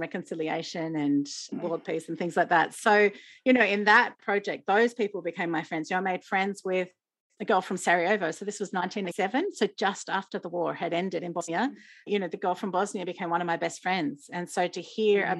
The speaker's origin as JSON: {"language": "English", "country": "Australia", "said": "I was selected as the Australian World Vision Youth Ambassador"}